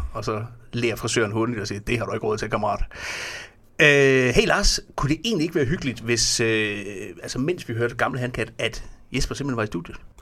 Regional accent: Fredericia, Southern Denmark, Denmark; jeg kommer fra Fredericia

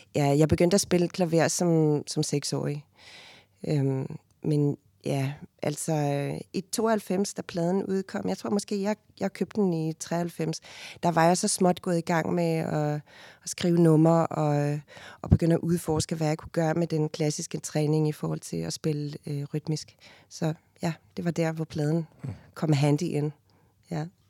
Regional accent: Cape Town, Western Cape, South Africa; first language Afrikaans; Danish is a second language; moved away as an adult; now in Denmark; født og opvokset i, i Cape Town. Øhm, og jeg flyttede til Danmark, da jeg var 19 år gammel i 1997

